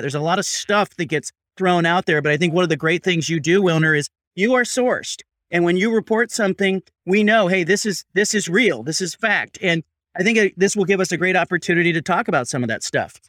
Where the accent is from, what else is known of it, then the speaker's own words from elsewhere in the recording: Pac-12 footprint, the West, United States; I grew up in the Pac twelve footprint